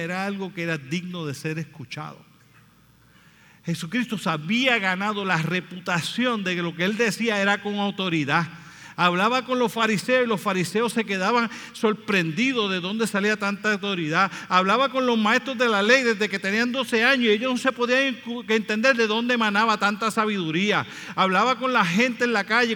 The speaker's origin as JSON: {"language": "Spanish", "country": "Puerto Rico", "said": "nosotros somos boricuas"}